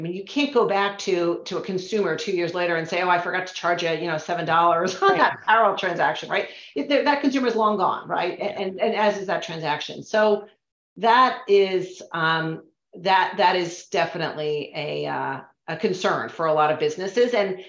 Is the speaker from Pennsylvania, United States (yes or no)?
no; Connecticut, United States; So, in my home state of Connecticut, as an example, the nexus law is $100,000 annually in sales or 200 transactions.